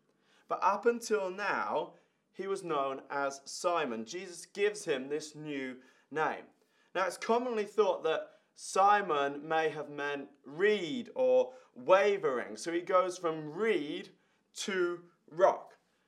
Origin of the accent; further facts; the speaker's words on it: Ireland; I remember when I was 11 years old, I was growing up in Ireland.